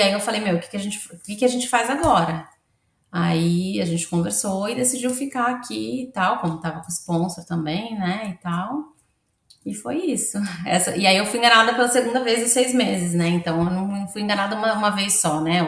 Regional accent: Santos, São Paulo, Brazil; moved away as an adult; now in Australia; eu sou de Santos, a minha cidade ainda é uma cidade que tem muitos lugares

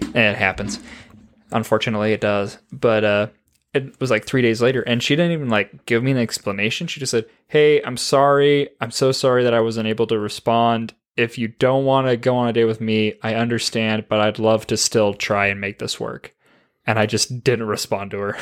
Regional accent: Oregon, United States; moved away; I grew up in Oregon.

